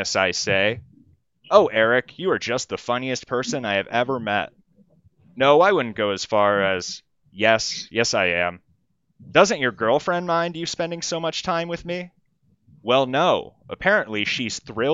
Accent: Manhattan, Kansas, United States; now in Iowa, United States; I'm from Manhattan, Kansas, and we had Hy-Vees in Manhattan, Kansas

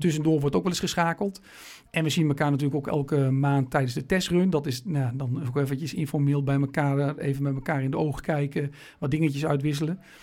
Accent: Meppel, Drenthe, Netherlands; als Noorderlingen in Meppel

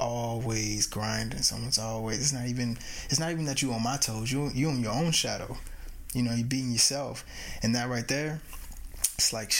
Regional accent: United States; I'm American, and when I mean American, of course, I mean Indigenous American

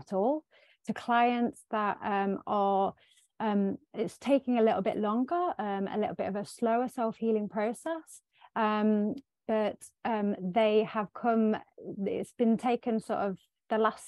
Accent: Sherwood Forest, East Midlands, United Kingdom; I am from the UK, Sherwood Forest

